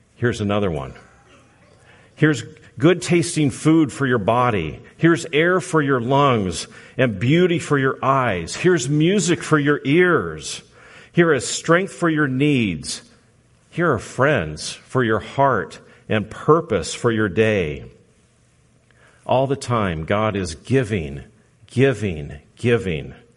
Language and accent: English; Southern California, United States; moved away; I'm from Southern California